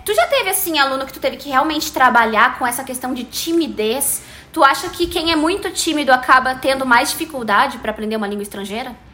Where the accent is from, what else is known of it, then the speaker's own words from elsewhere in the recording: Brazil; I'm ah, Brazilian and I speak